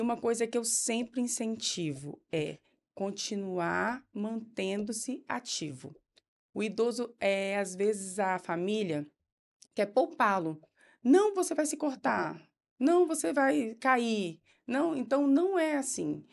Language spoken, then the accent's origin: Portuguese; Linhares, Espírito Santo, Brazil; also born or lived in Vitória; Em 2007, eu voltei para minha cidade natal, fiquei trabalhando lá, trabalhei em várias clínicas, trabalhei em hospitais, uhum. em todos uhum. os hospitais de Linhares